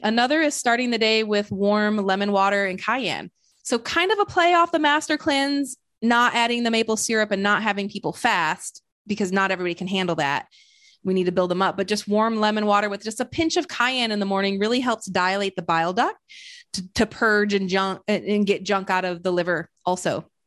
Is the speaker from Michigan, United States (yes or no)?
yes; Flint, Michigan, United States; now in Austin, United States; I'm originally from Flint, Michigan.